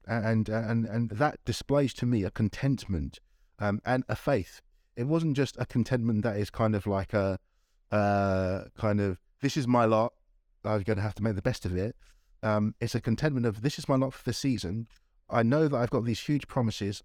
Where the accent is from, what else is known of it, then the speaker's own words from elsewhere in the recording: Nigeria; moved away; I was born in Nigeria